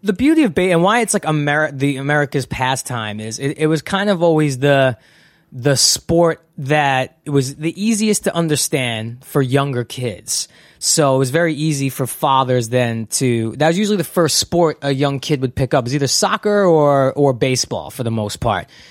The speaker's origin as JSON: {"language": "English", "town": "New York City", "region": "New York", "country": "United States", "tie": "born or raised there", "also_born_or_lived": "San Fernando Valley, California", "moved": "as an adult", "lives_now": "Los Angeles, United States", "said": "when I grew up in Brooklyn, it was kind of dominated by gangsters"}